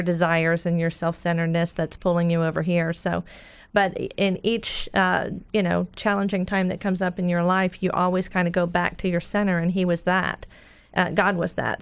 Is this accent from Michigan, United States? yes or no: no; Orlando, Florida, United States; I grew up in Orlando